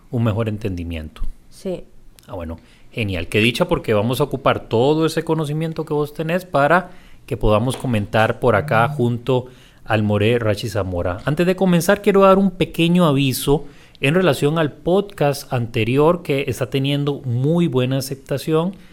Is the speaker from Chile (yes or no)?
yes; Punta Arenas, Magallanes, Chile; Yo que soy oriundo de Punta Arenas te puedo hablar y explicar lo que significa el calor.